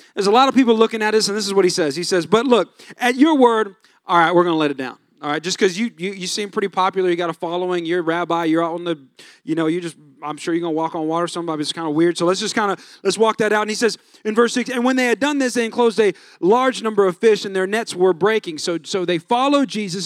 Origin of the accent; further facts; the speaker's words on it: California, United States; I'm from California. Everything was flip-flops